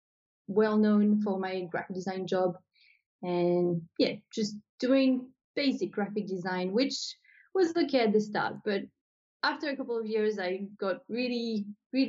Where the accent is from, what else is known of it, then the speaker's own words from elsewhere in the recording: New Caledonia; moved away as an adult; now in Australia; So I'm originally from New Caledonia. So maybe I should say that because people probably can hear my accent and they're like, where is she from? So I was born in New Caledonia and I moved to Australia back in 2012.